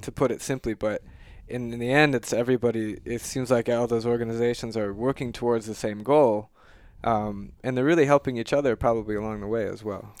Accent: Mankato, Minnesota, United States; I grew up in Mankato

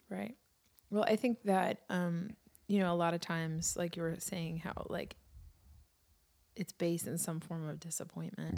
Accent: New York City, New York, United States; my experience as a kid growing up in New York City at Christmas time

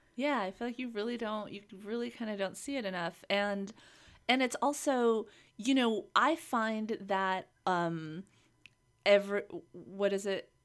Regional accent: Los Angeles, California, United States; … and I grew up here in Los Angeles

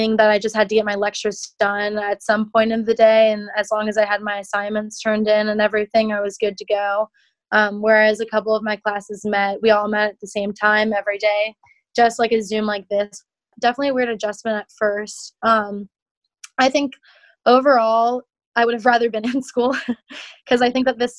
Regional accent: Alexandria, Virginia, United States; I'm from Alexandria, Virginia. I have had a lot of family, friends, and neighbors growing up

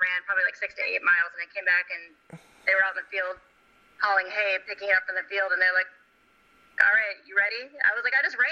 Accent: Midwest, United States; moved away as an adult; now in California, United States; I'm actually from the Midwest

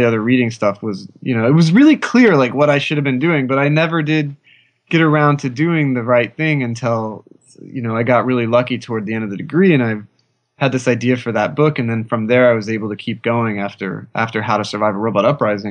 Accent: Oklahoma, United States; I grew up in Oklahoma

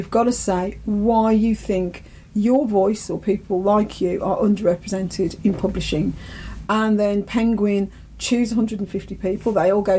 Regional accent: Ireland; I'm Irish, I'm an Irish citizen

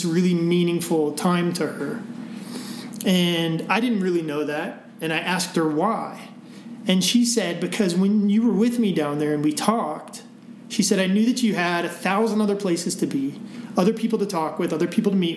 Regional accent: Midwest, United States; now in Breckenridge, United States; I grew up in the Midwest

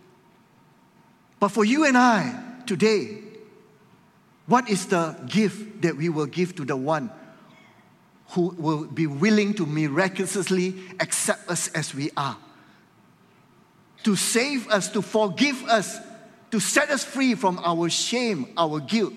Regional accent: Malaysia; we are here as Malaysians

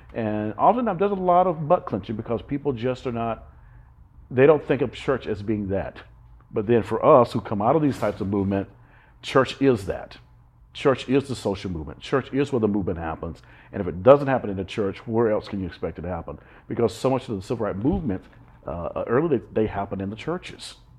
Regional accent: Alabama, United States; also born or lived in New York / Boston / California; now in Fort Lauderdale, United States; as a little kid growing up in Alabama

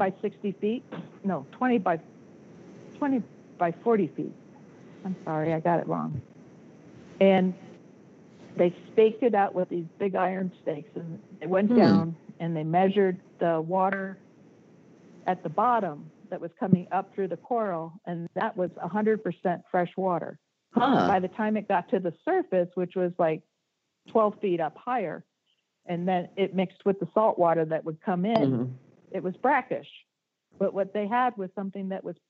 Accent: Miami Beach, Florida, United States; I grew up on Miami Beach

